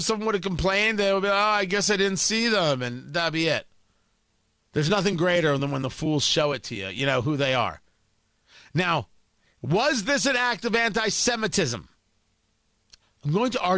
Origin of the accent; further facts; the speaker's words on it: Middletown, New Jersey, United States; I grew up in Middletown, New Jersey